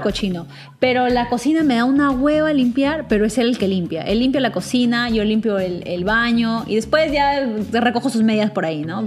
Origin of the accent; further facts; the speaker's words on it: Peru; nosotros somos peruanas